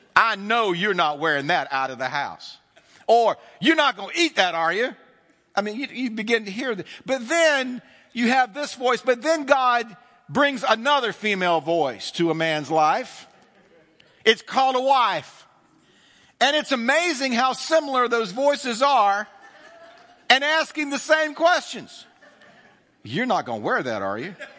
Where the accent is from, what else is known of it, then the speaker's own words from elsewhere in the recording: the South, United States; growing up in the South